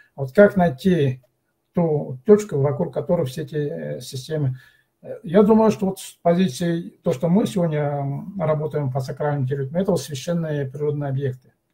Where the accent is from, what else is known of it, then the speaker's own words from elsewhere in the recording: Altai Krai, Russia; мы, как коренное население